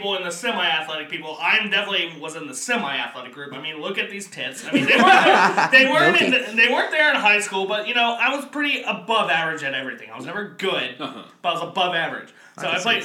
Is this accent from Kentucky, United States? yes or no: yes; Kentucky, United States; I'm from Kentucky